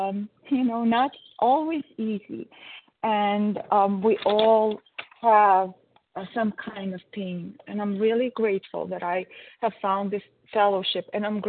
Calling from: Connecticut, United States; Oh, it's B, as in boy, and I'm in Connecticut.

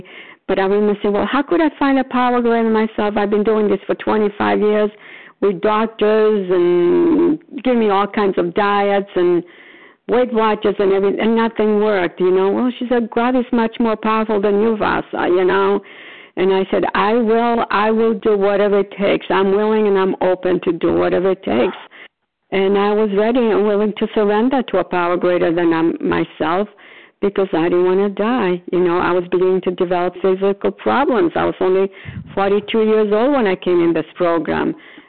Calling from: Florida, United States; Oh, recovered compulsive overeater. I'm calling from Florida.

